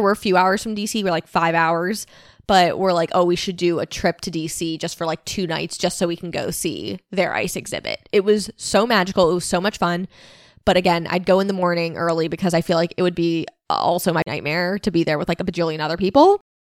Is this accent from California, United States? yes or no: no; Pennsylvania, United States; we're from Pennsylvania